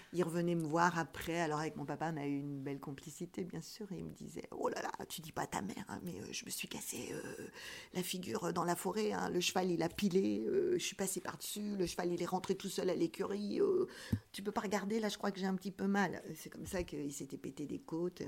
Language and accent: French; Rambouillet, Île-de-France, France; je suis née à Rambouillet